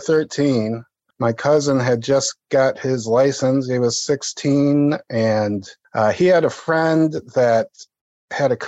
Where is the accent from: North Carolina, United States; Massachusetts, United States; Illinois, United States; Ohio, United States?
Ohio, United States; Toledo; I am from Holy Toledo, Ohio